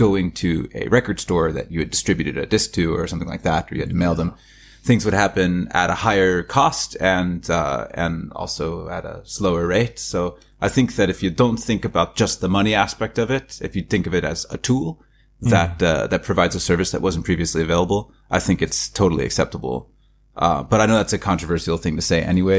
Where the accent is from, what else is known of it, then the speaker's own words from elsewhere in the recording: Turlock, California, United States; moved away as an adult; also born or lived in Roseville, California / New York; now in Norway; I was born and mostly raised in California. We lived up and down the West Coast growing up. Mostly California.